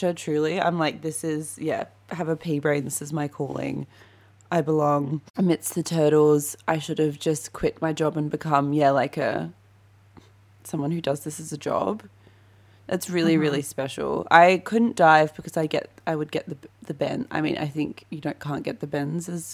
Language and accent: English; Perth, Western Australia, Australia; when I was growing up in Perth